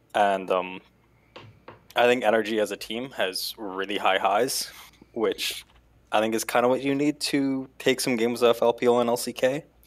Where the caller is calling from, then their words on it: Southern Ontario, Canada; I'm calling from Southern Ontario, Canada